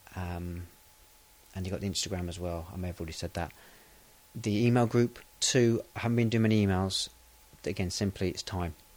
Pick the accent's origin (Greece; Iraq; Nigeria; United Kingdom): United Kingdom; England; I am English. I'm British.